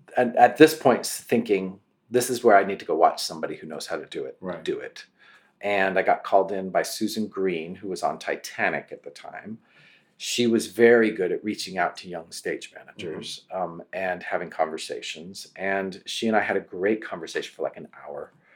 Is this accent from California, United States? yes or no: yes; between Sacramento and Tahoe, California, United States; also born or lived in Los Angeles; I grew up in California with some horses uh, in between Sacramento and Tahoe, a tiny little community